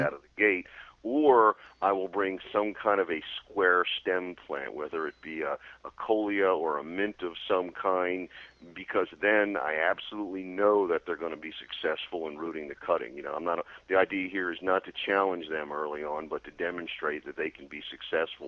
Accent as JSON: {"language": "English", "town": "Baltimore", "region": "Maryland", "country": "United States", "tie": "born or raised there", "said": "when I was 7 or 8 years old growing up in Baltimore"}